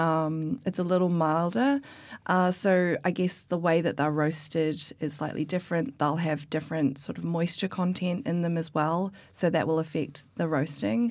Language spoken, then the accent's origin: English; New Zealand; moved away as an adult; also born or lived in Australia; now in London, United Kingdom; originally I'm from New Zealand, and then I went to Australia